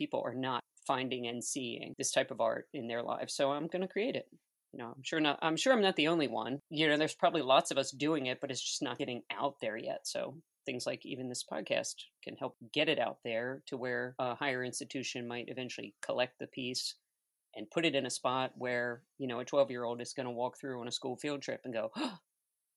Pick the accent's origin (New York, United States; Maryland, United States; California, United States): Maryland, United States; Baltimore; moved away as an adult; also born or lived in New Orleans; now in Baltimore, United States; I hail right here from Baltimore, Maryland, believe it or not. And I spent a lot of years here and moved to New Orleans in 2005 to sort of get out of my hometown.